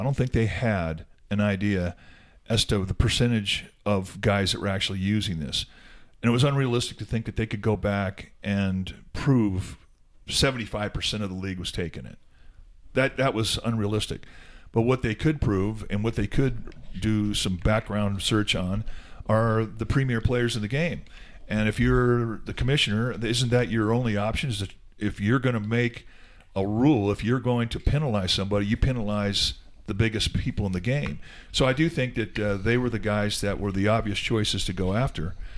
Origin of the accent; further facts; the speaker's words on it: Southern California, United States; I grew up in Southern California and was raised a Dodger fan